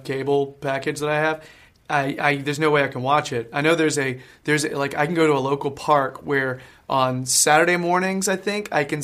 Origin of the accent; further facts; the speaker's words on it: North Carolina, United States; now in United Kingdom; I'm from North Carolina